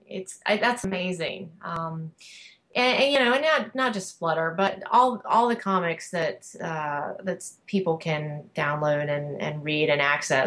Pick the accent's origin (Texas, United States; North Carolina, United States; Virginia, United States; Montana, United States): North Carolina, United States; Cheerwine, which is a soft drink that was invented in my hometown in North Carolina.